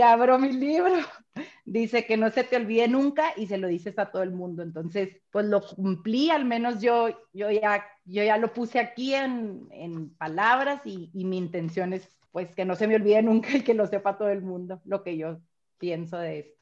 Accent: Chihuahua, Mexico; soy de Chihuahua

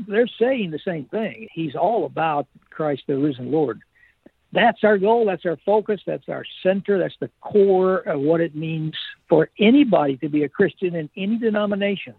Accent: United States; I am a patriot. I'm not uh, anti American. I am an American

